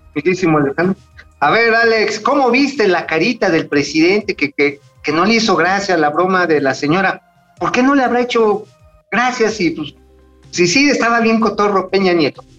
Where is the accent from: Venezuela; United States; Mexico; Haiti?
Mexico; Tula, Hidalgo; en Tula, ahí de donde yo soy oriundo